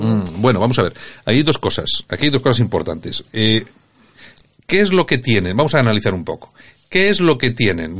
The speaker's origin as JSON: {"language": "Spanish", "town": "Bilbao", "region": "Basque Country", "country": "Spain", "said": "ya sabes cómo somos los de Bilbao"}